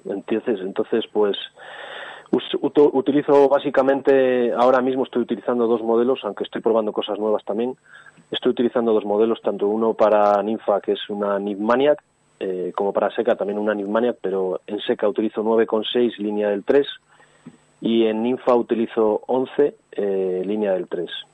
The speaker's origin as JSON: {"language": "Spanish", "town": "Santa Lucía", "country": "Spain", "tie": "born or raised there", "said": "desde pequeñito yo vivía en un pueblo que se llama Santa Lucía, que es donde he nacido"}